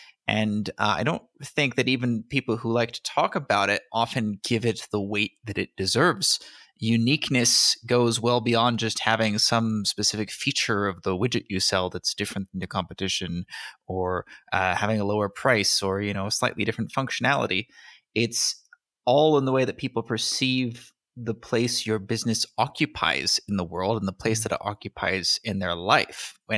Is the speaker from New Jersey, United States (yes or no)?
no; California, United States; born there; I was born in California.